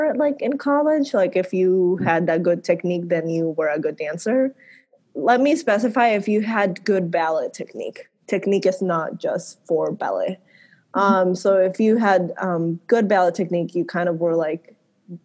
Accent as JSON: {"language": "English", "country": "Puerto Rico", "tie": "born or raised there", "said": "I grew up in Puerto Rico."}